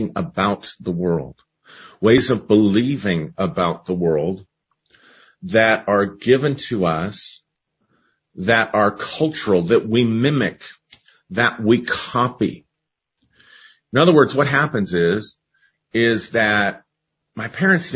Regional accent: United States; growing up in the United States

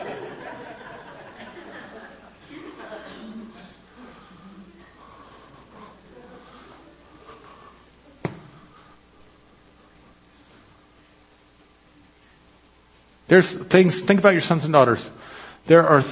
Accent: United States; I'm more than an American citizen. I'm more than just my Scotch-Irish blood and heritage

